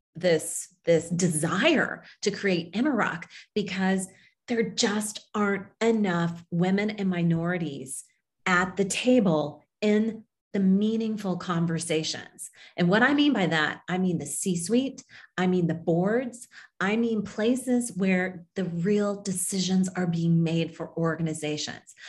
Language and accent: English; Kansas, United States; moved away as an adult; also born or lived in Tokyo, Japan; I grew up in Kansas, um, a Kansas girl, small town